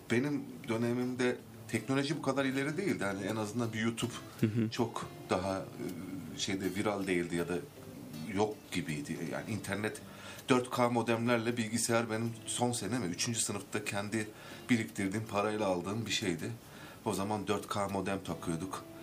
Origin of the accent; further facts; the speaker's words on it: Elazığ, Elazığ Province, Turkey; moved away as an adult; also born or lived in Erzurum; now in Ankara, Turkey; gelenekten gelen bir sanatçıyım, Elazığlıyım.